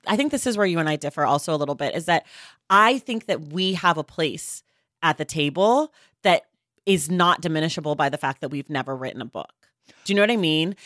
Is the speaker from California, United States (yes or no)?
yes; California, United States; I'm a Californian